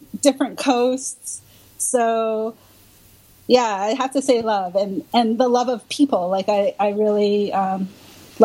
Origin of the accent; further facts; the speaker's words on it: Canada; now in Brooklyn, New York, United States; I'm originally from Canada